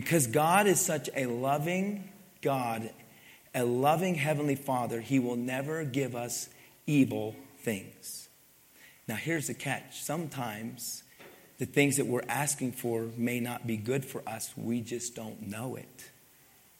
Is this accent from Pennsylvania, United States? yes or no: yes; Pennsylvania, United States; now in Utah, United States; I grew up in Pennsylvania